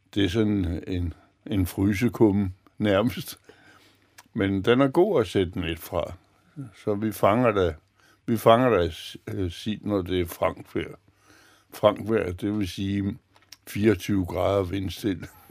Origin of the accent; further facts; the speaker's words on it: Copenhagen, Capital Region of Denmark, Denmark; moved away as an adult; now in Humlebæk, Denmark; nu kommer jeg som sagt fra Østerbro